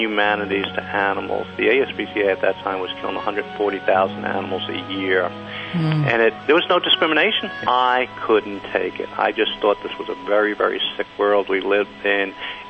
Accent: Kentucky, United States; moved away as an adult; also born or lived in New York; now in San Diego, United States; I'm from Kentucky, and after I went to school for accounting, I went to New York

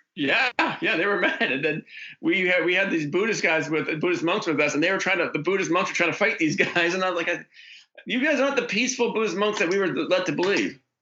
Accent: Oregon, United States; moved away; the Oregon episode, which shot in my hometown

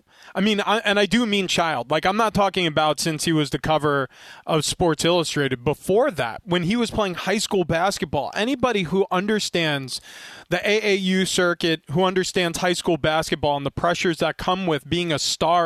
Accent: New York, United States; I grew up in New York. I had Chicago Bulls bedspreads.

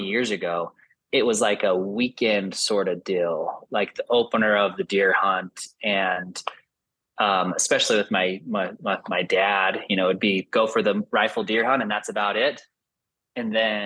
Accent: Salt Lake City, Utah, United States; I grew up here in Salt Lake in Utah, started hunting from a super young age.

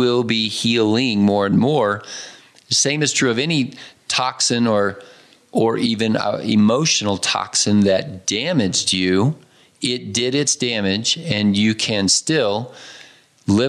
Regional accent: United States; all of us growing up in America, I too grew up on Cheerios and Fruit Loops

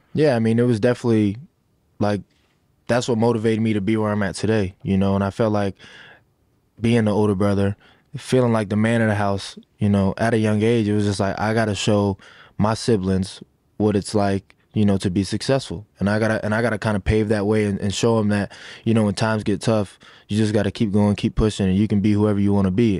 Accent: Sanford, Florida, United States; that's the city I'm from. That's the city where I feel like I was made to be the man I am today

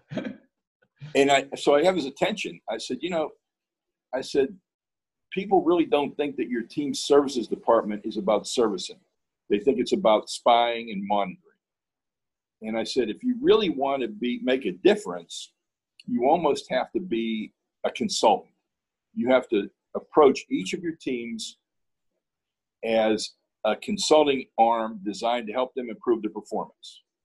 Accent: Pittsburgh, Pennsylvania, United States; moved away; I'm from Pittsburgh.

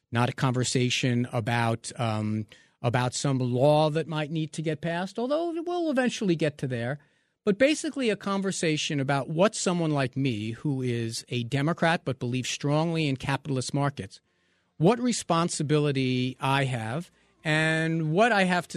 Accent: New York, United States; growing up in New York

